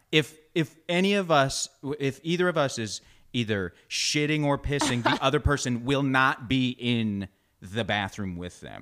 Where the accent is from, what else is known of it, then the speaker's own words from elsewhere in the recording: Canada; moved away; growing up in Canada